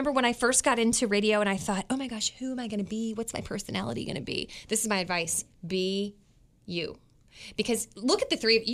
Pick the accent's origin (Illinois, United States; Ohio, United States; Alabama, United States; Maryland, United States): Maryland, United States; Westminster; I was born in Westminster